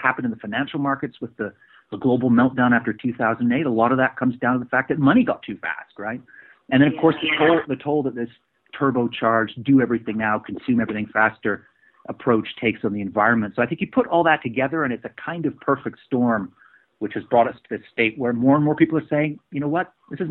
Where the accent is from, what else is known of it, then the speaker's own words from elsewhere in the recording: Edmonton, Alberta, Canada; now in London, United Kingdom; I'm Canadian originally. I'm from Edmonton, Alberta.